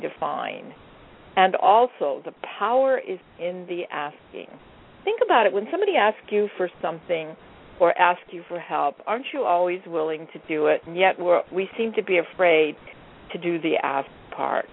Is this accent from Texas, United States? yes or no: no; Hawaii, United States; now in California, United States; I live in California, and I'm originally from Hawaii